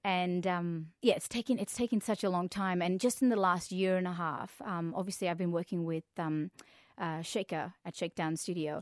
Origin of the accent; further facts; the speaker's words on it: India; now in Perth, Australia; Came to Australia 'cause I'm actually originally from India